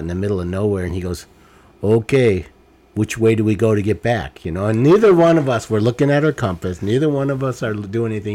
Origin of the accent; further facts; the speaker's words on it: Detroit, Michigan, United States; I grew up in Detroit